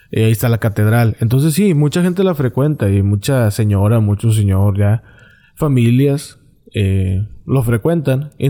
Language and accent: Spanish; Monterrey, Nuevo León, Mexico; y no es porque yo sea de Monterrey, y van a decir, eh, pinche regio. No, yo no soy de San Pedro